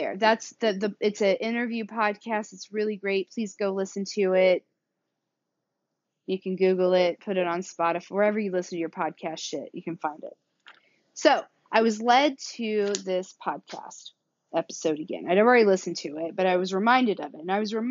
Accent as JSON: {"language": "English", "country": "United States", "also_born_or_lived": "Carrollton, Missouri / Atlanta", "accent": "southern", "lives_now": "Kansas City, United States", "said": "Obviously I have a southern accent"}